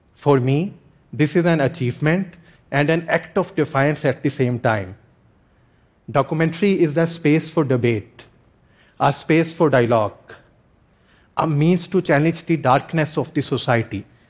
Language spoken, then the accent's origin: English; Pakistan; I am from Pakistan and I make films